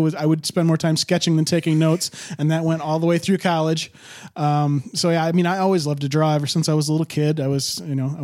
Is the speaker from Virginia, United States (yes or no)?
no; Charlevoix, Michigan, United States; moved away as an adult; now in Detroit, United States; I'm actually from Charlevoix, Michigan